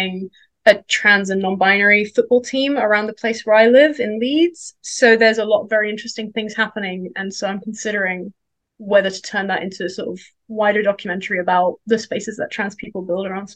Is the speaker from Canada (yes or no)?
no; Denmark; moved away; also born or lived in London; I grew up in Denmark